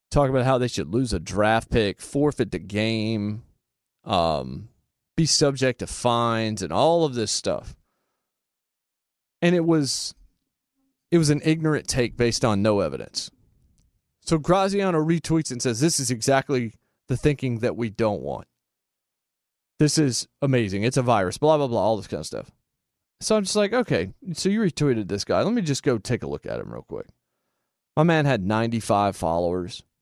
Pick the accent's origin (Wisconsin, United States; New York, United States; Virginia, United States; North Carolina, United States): North Carolina, United States; Winston-Salem; born or raised there